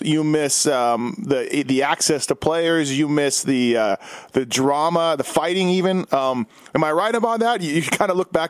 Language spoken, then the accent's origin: English; Winnipeg, Manitoba, Canada; me being 41, growing up in Winnipeg